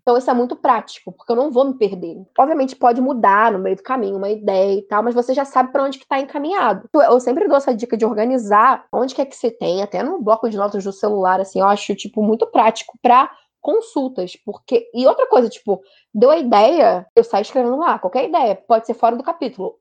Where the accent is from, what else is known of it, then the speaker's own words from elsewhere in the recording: Rio de Janeiro, Brazil; eu sou do Rio